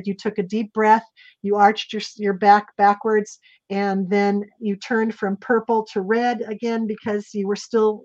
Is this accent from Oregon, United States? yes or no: yes; Salem, Oregon, United States; I was raised in Salem, Oregon, and I was born there